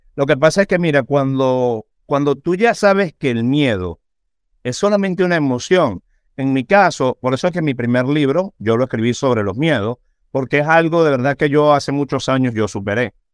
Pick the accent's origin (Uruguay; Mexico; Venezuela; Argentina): Venezuela; moved away as an adult; now in United States; después de haber pasado por todas las circunstancias que yo pasé en Venezuela, después de haber tenido dos atentados en contra mía por defender presos políticos, en fin, me pasaron un montón de cosas en mi país